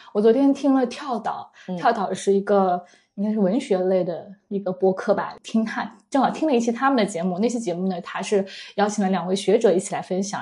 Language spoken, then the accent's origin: Chinese; southern China, China; 我是一个南方人，可是我很喜欢吃面食